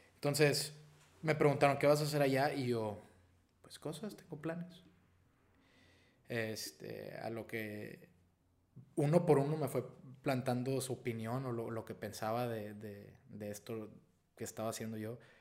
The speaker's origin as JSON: {"language": "Spanish", "town": "Piedras Negras", "region": "Coahuila", "country": "Mexico", "also_born_or_lived": "Eagle Pass, Texas / Monterrey / Mexico City", "moved": "as an adult", "said": "yo soy de aquí, de Piedras Negras, Coahuila, nací en, en Eagle Pass, Texas, pero soy orgullosamente de aquí de Piedras, igual que mis papás y mis hermanos"}